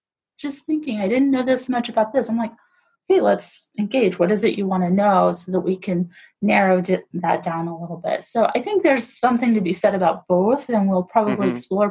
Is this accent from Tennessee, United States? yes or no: no; Oklahoma, United States; now in Longmont, United States; I'm from Oklahoma